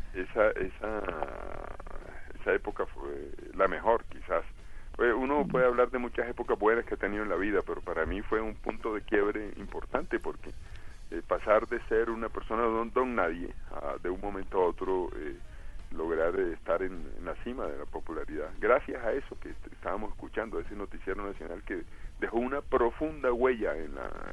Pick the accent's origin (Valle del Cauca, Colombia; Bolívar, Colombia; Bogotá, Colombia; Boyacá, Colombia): Bolívar, Colombia; Cartagena; also born or lived in Barranquilla / Villanueva, La Guajira; now in France; soy nacido en Barranquilla, criado en Cartagena, pero oriundo de Villanueva, Guajira